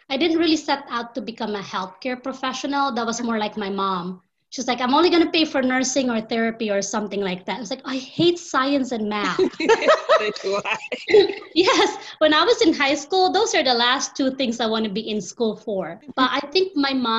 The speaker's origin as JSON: {"language": "English", "country": "Philippines", "moved": "as an adult", "lives_now": "Indianapolis, United States", "said": "I am originally from the Philippines"}